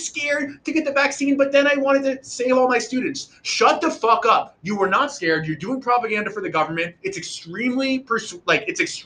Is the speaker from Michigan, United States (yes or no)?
no; New York, United States; as a New Yorker